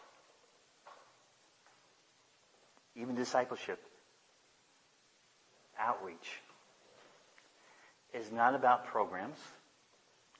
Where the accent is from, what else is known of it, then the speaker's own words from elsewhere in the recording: United States; I love being an American.